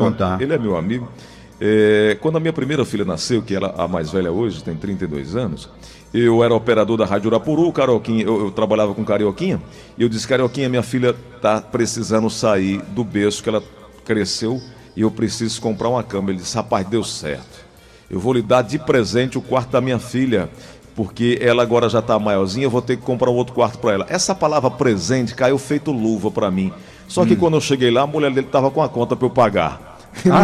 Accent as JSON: {"language": "Portuguese", "town": "Cajazeiras", "region": "Paraíba", "country": "Brazil", "tie": "born or raised there", "said": "em Cajazeiras, a terra onde nasci"}